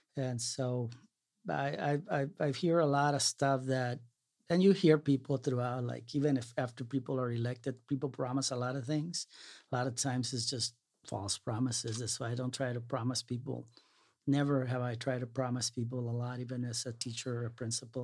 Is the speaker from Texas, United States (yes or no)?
yes; Brownsville, Texas, United States; moved away; also born or lived in Salinas, California; growing up in Brownsville